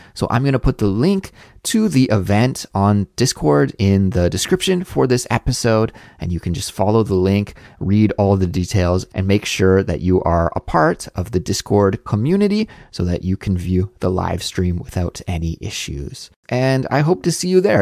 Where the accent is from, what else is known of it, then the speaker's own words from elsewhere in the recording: Canada; moved away as an adult; also born or lived in Montreal, Canada; now in South Korea; a Canadian living abroad in South Korea